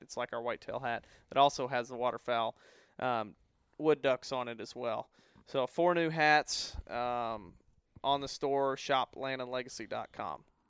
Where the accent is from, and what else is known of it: the Ozarks, United States; born or raised there